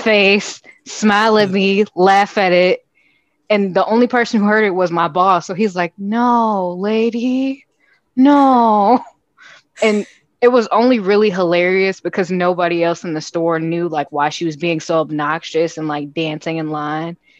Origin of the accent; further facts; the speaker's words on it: Chicago, Illinois, United States; I'm homegrown from Chicago, West Side